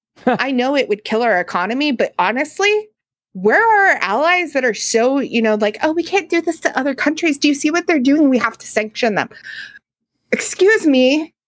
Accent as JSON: {"language": "English", "country": "United States", "said": "I, as an American"}